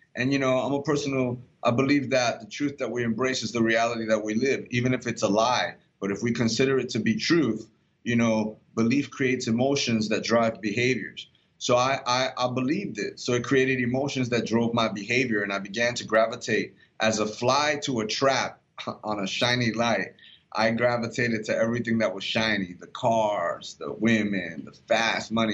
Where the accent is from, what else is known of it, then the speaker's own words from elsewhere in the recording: Puerto Rico; I'm Puerto Rican because I'm from Puerto Rico.